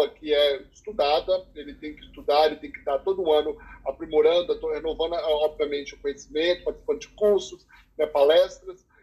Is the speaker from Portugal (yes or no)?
no; Canada; born there; eu nasci no Canadá, minha irmã nasceu nos Estados Unidos.